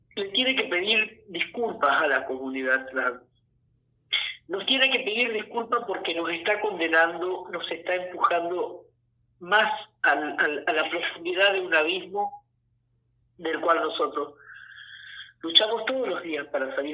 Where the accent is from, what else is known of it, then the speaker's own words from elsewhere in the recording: Villa Ana, Santa Fe, Argentina; now in San Justo, Argentina; yo soy oriundo, soy nacido y bien criado en Villana, provincia de Santa Fe, un pueblo de la época de la forestal. Y en el año 78 mis padres se trasladaron a San Justo, provincia de Santa Fe. bueno, aquí me terminé de criar